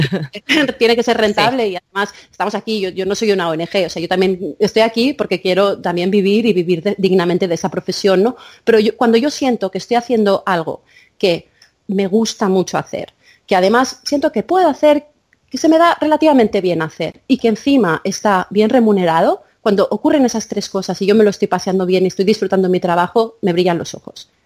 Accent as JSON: {"language": "Spanish", "area": "Menorca", "region": "Balearic Islands", "country": "Spain", "tie": "born or raised there", "also_born_or_lived": "India", "said": "yo me crié en Menorca"}